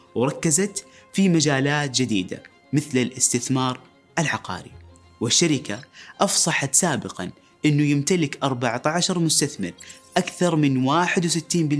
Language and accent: Arabic; Saudi Arabia; نثق في قدراتنا كسعوديين